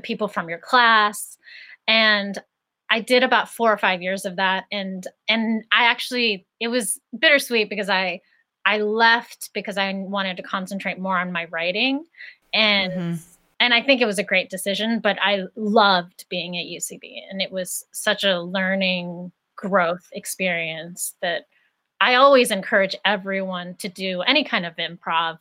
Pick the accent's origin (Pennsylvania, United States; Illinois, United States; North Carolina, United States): Pennsylvania, United States; Greensburg; So I grew up in Greensburg, Pennsylvania, which is an hour outside of Pittsburgh.